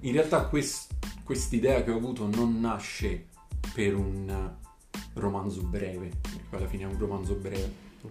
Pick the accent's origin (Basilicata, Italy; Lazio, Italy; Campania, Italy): Campania, Italy; province of Naples; also born or lived in Parma; sono originario della provincia di Napoli